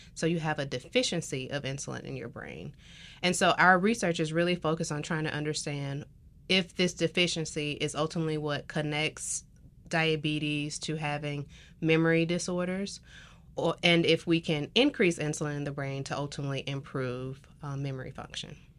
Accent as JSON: {"language": "English", "town": "Tuskegee", "region": "Alabama", "country": "United States", "tie": "born or raised there", "moved": "as an adult", "lives_now": "South Carolina, United States", "said": "I am from Tuskegee, Alabama"}